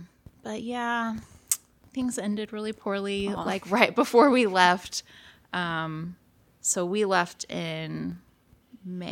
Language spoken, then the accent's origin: English; Oklahoma, United States; moved away as an adult; also born or lived in Arkansas / South Texas / Katy, Texas; now in Dallas, United States; I am originally from Oklahoma and met Chris at the University of Oklahoma